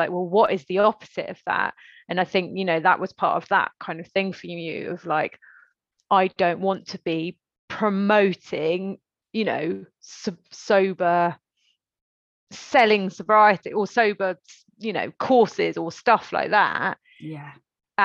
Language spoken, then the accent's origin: English; Stroud, South West England, United Kingdom; I grew up in Stroud